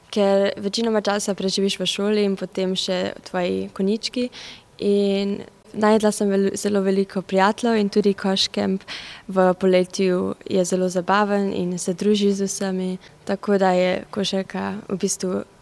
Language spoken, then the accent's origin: Slovenian; Klagenfurt, Carinthia, Austria; prihajam iz celovca, stara sem 14 let in obiskujem slovensko gimnazijo.